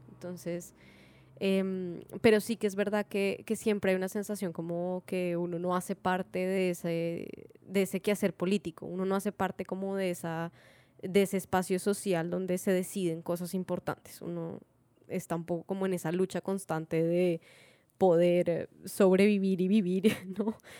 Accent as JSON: {"language": "Spanish", "country": "Colombia", "moved": "as an adult", "lives_now": "Spain", "said": "somos mujeres latinas, colombianas"}